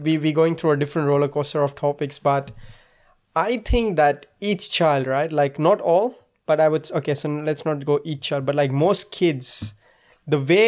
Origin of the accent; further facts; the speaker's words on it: India; as an Indian